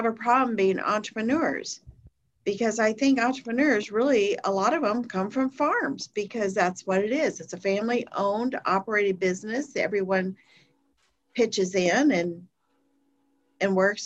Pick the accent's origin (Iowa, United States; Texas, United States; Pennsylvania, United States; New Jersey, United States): Iowa, United States; moved away; also born or lived in Minneapolis; I grew up in Iowa, 10 miles from the Minnesota border, and 40 miles south of Rochester, Minnesota